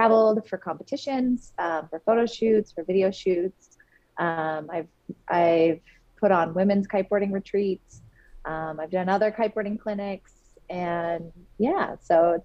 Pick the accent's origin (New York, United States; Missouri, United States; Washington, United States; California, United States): Washington, United States; Seattle; now in Hood River, United States; So I currently live in Hood River, Oregon in the United States, but I am originally from the Seattle, Washington area.